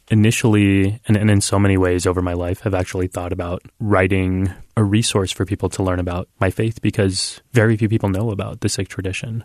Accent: United States; I was born and raised in this country

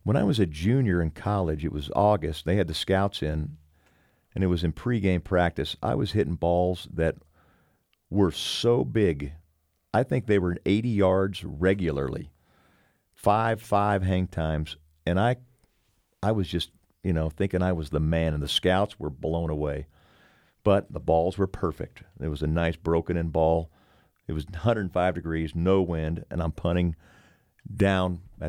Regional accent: Houston, Texas, United States; I was an Oiler. I was from Houston. My folks were there.

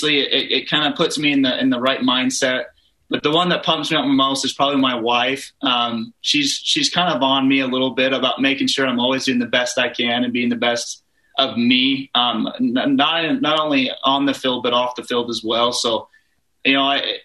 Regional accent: Pleasant Grove, Utah, United States; my hometown, Pleasant Grove

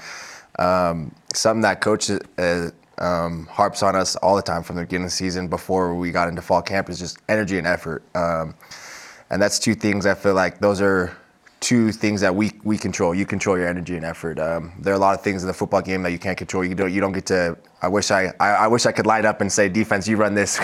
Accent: Las Vegas, Nevada, United States; moved away; I grew up in Las Vegas, and me and his son, Lil Dana and Aiden, played on the same football team

